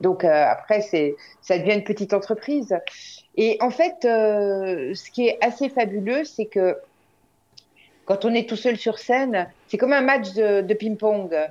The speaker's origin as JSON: {"language": "French", "town": "Morteau", "region": "Bourgogne-Franche-Comté", "country": "France", "tie": "born or raised there", "said": "Je suis née à Morteau"}